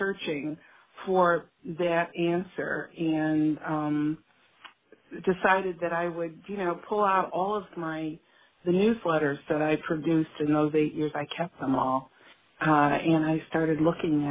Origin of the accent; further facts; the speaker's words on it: Chicago, Illinois, United States; the neighborhood that I grew up in Chicago